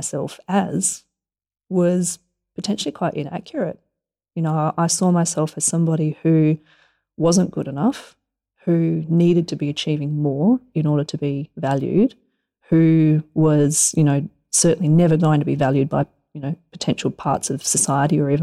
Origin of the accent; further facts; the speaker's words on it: Alice Springs, Northern Territory, Australia; we grew up in Alice Springs